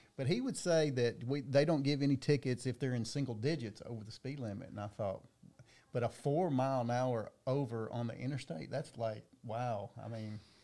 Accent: Dickson County, Tennessee, United States; I'm from Dixon County

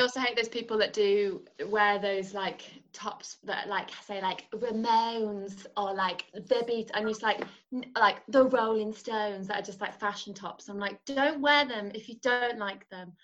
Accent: North Wales, United Kingdom; I was brought up in North Wales. My parents are from Liverpool

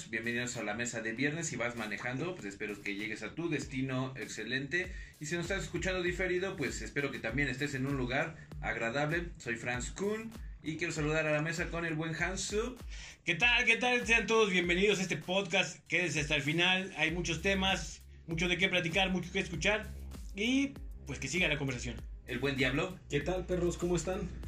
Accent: Mexico; vivimos en un país triste como es México, ¿no?

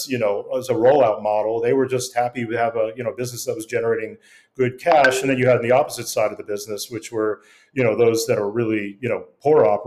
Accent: Denver, Colorado, United States; moved away as an adult; also born or lived in Prague; I grew up in Denver washing my parents' cars in our driveway

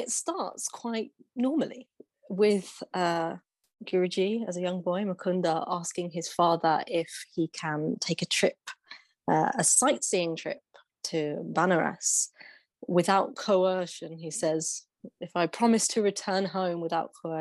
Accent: England, United Kingdom; as an English Westerner growing up in the time that I did

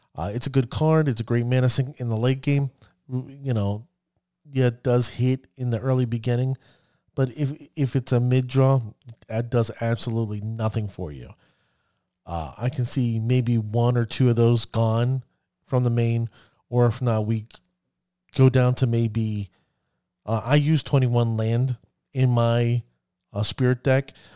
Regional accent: United States; I'm an American

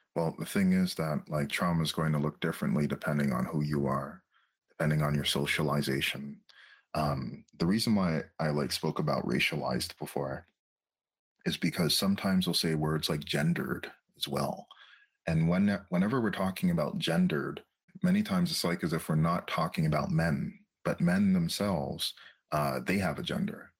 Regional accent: Châteauguay, Quebec, Canada; now in Montreal, Canada; I was raised in a in a town that's called uh, Shadow Geekback

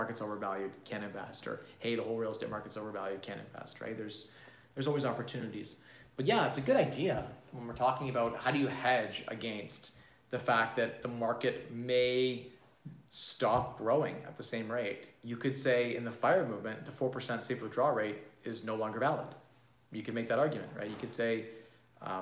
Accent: Canada; As a Canadian

